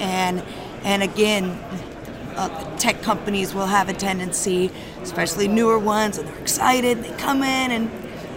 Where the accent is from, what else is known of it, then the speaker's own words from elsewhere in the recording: San Diego, California, United States; I'm from San Diego